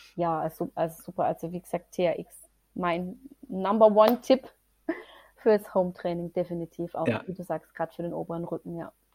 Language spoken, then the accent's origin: German; Germany; bei uns in Deutschland